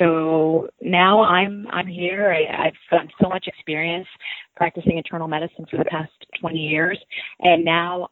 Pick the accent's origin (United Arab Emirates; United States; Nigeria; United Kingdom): United States; born or raised there; also born or lived in Cairo, Egypt